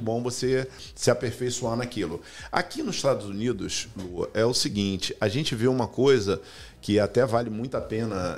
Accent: Rio de Janeiro, Brazil; moved away as an adult; now in United States; eu fui criado num local muito simples, no Brasil, Rio de Janeiro. Uhum é, chamado Cordovil Cidade Alta

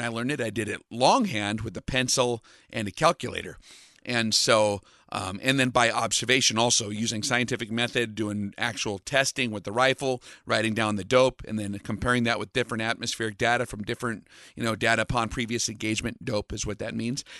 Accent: western United States, United States; the western part of uh, the United States where I grew up

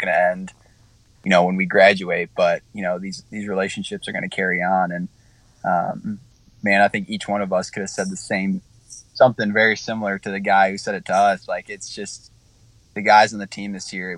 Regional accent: Illinois, United States; moved away; I grew up in Illinois

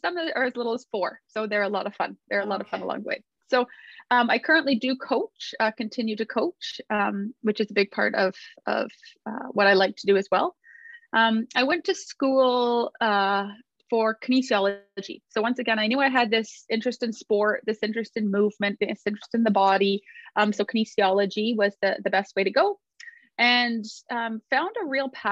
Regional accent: outside Toronto, Ontario, Canada; I live outside of Toronto, Ontario, Canada, and I've lived in this area most of my life

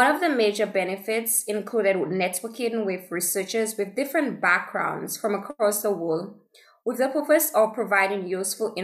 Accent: St. Lucia; I am from St. Lucia, which is a small island in the Caribbean

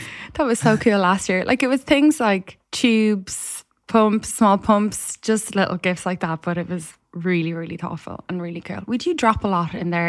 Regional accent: Ireland; an Irish person

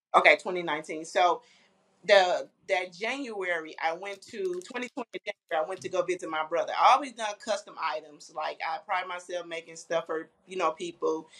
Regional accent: Flint, Michigan, United States; moved away as an adult; now in Indianapolis, United States; I'm originally from Flint, Michigan

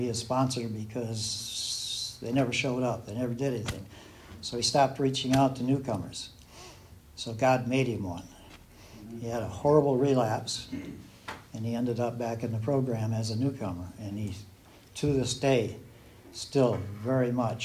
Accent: Southern Michigan, United States; moved away; I'm from Southern Michigan originally

